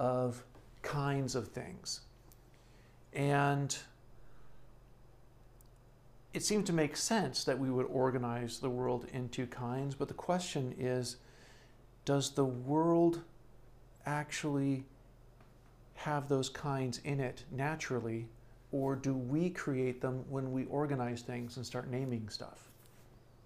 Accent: California, United States; I'm originally from California

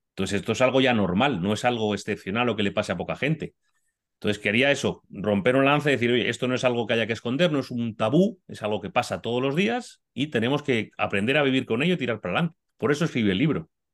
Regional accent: Madrid, Community of Madrid, Spain; soy español, soy madrileño, vivo en Madrid

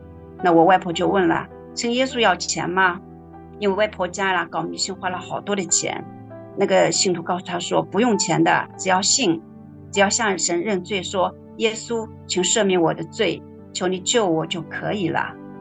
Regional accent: Shaoxing, Zhejiang, China; 我来自浙江绍兴， 是第三代的基督徒

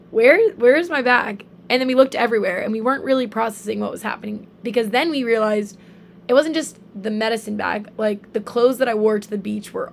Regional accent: Charleston, South Carolina, United States; moved away as an adult; now in Oahu, United States; Um, so I'm 19, almost 20. I'm from Charleston, South Carolina and I've actually been out on Oahu since July.

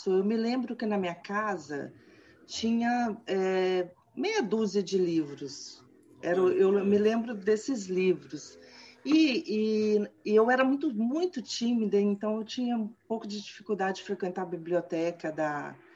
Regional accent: Cataguases, Minas Gerais, Brazil; Eu nasci, não nasci em Cataguases, mas fui registrada em Cataguases. Fui para lá com dois anos de idade. Mas Cataguases é a minha cidade natal.

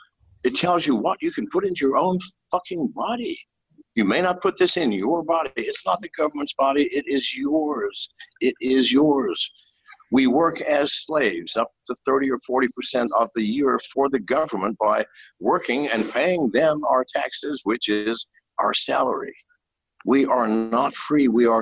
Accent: United States; I am a slave as an American.

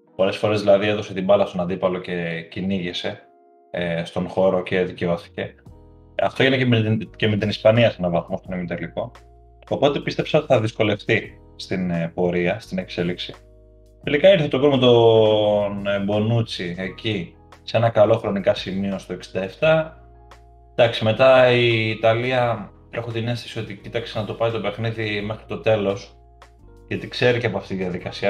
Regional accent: Greece; είμαστε Έλληνες υποστηρικτές

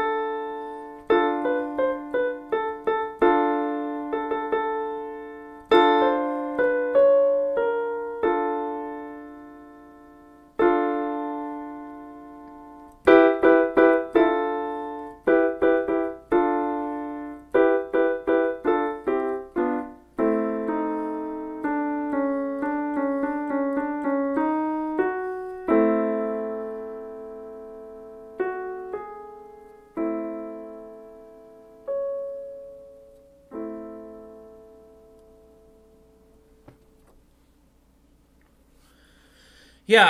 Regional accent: Washington, United States; I've been living in King County the last couple years, and I grew up in Washington State

